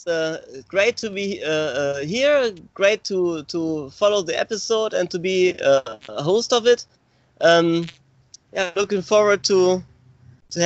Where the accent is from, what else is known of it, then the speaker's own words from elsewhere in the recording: Mönchengladbach, North Rhine-Westphalia, Germany; English is a second language; From a small town in western Germany